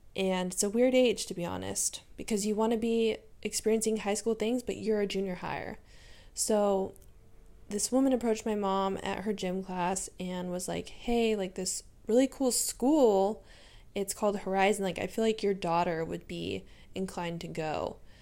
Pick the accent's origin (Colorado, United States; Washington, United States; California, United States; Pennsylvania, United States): California, United States; San Diego; I'm from San Diego, born and raised. I have been here all my life